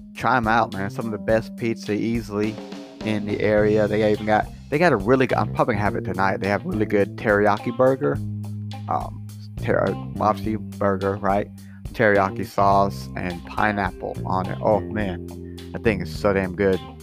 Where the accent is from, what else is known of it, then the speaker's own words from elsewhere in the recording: Scotland, United Kingdom; I'm Scottish